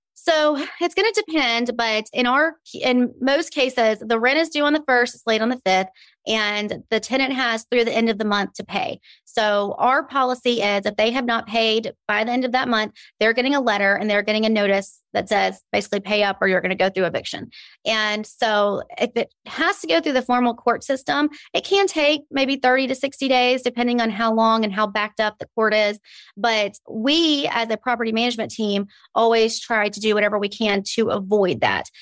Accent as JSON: {"language": "English", "town": "Birmingham", "region": "Alabama", "country": "United States", "tie": "born or raised there", "said": "I am born and raised a native of Birmingham. I love it here."}